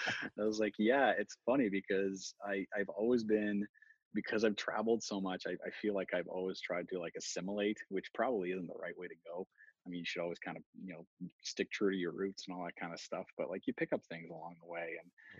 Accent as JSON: {"language": "English", "town": "Halifax", "region": "Nova Scotia", "country": "Canada", "tie": "born or raised there", "said": "a lot of people don't realize that I'm French Canadian. But I mean, I grew up in Halifax."}